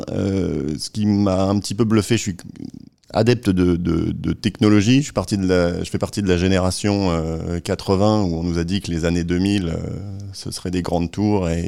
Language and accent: French; Caen, Normandy, France; also born or lived in Lille; géographiquement, je suis originaire du nord de la France, de Lille. Mais après, j'ai pas mal euh, bourlingué, euh, grandi à Caen, étudié à Nantes, commencé à travailler à Paris.